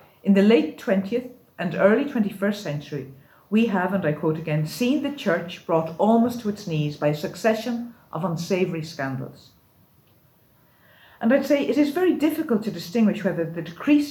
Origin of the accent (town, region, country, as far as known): Ireland